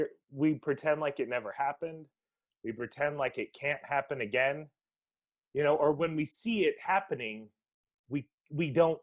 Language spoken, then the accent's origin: English; Guam; However, I'm from Guam, and that's a property that is, or I call it property because it is now, but that's a recent acquisition for America.